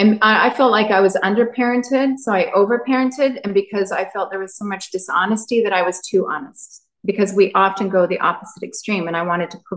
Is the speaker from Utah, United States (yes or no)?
yes; Utah, United States; I grew up in Utah, in the heart of it.